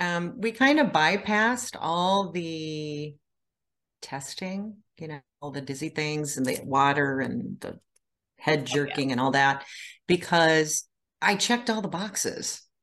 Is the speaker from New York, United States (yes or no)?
no; Iowa, United States; now in Indiana, United States; Well, I live in Indiana. I'm originally from Iowa. Moved around the country a lot and landed here.